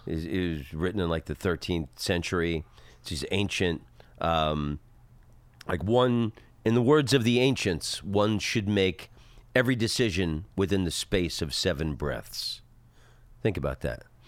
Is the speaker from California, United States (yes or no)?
no; Oviedo, Florida, United States; moved away as an adult; also born or lived in Netherlands; where I grew up in Florida, in Oviedo